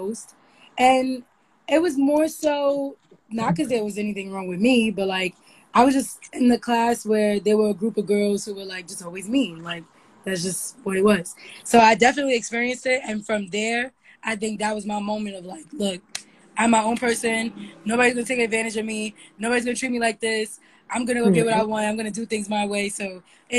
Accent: New York City, New York, United States; I lived a very normal childhood. I'm from Harlem. I went to a public school

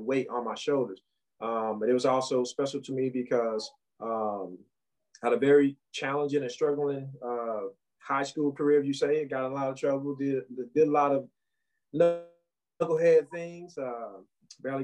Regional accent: St. Louis, Missouri, United States; I'm originally from St. Louis, the third of seven children.

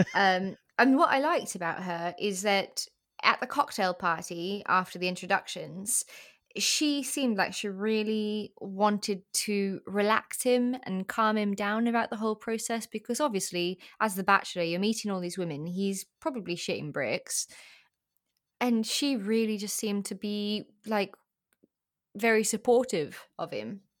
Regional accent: South Africa; now in England; I'm in England now, but I, I grew up in South Africa

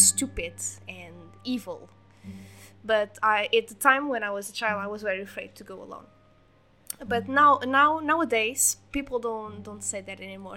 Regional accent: near Lisbon, Portugal; I was born in near Lisbon, so I'm not from the village

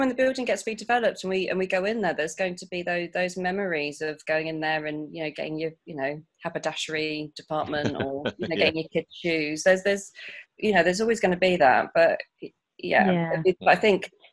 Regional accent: Portsmouth, South East England, United Kingdom; moved away; I'm South Sea based. I'm originally from Portsmouth and moved back about 6 years ago now.

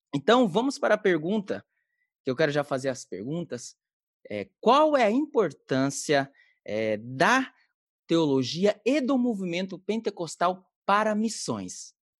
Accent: Belém, Pará, Brazil; now in Japan; eu sou do Belém do Pará

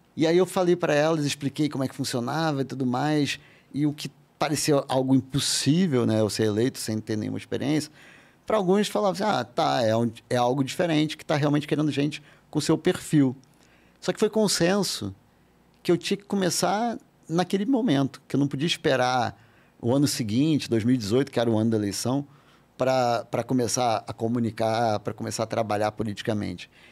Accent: Rio de Janeiro, Brazil; moved away as an adult; also born or lived in France; eu sou carioca, morei quase que a vida toda no Rio.

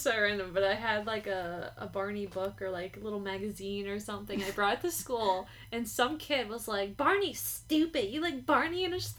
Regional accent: New Jersey, United States; And I'm from Jersey and, like, the New York area

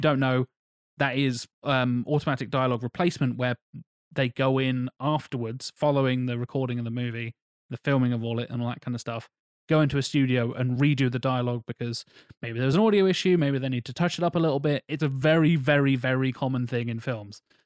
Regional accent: England, United Kingdom; I'm, I'm English

